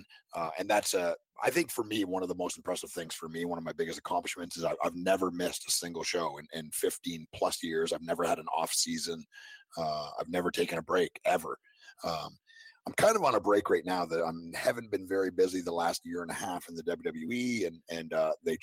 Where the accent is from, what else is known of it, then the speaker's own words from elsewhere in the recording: Canada; now in Nashville, United States; I grew up in Canada.